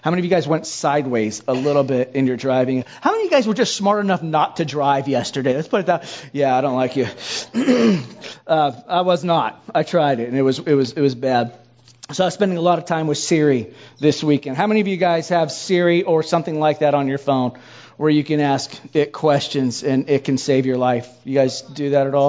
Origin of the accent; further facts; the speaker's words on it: Hawaii, United States; moved away; I'm from Hawaii. And so we don't do snow